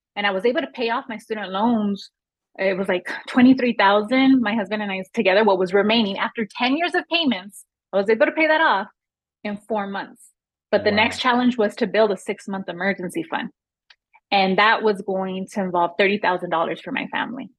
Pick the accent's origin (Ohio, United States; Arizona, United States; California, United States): California, United States; Los Angeles; I grew up in Los Angeles in a neighborhood that at the time had a lot of gun violence